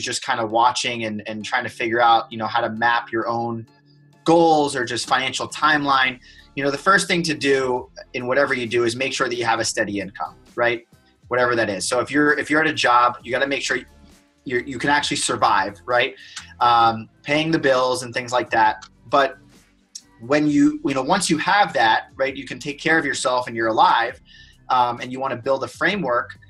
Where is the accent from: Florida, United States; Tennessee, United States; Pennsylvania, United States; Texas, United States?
Florida, United States; North Miami Beach; moved away as an adult; also born or lived in Boston; I'm from Miami, Florida, born and raised in North Miami Beach.